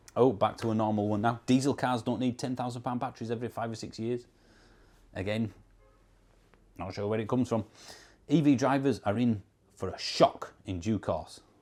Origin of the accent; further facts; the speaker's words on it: Yorkshire and the Humber, United Kingdom; accent: Yorkshire; I'm not Scottish. I'm English. I'm from Yorkshire, which is in the northern part of England.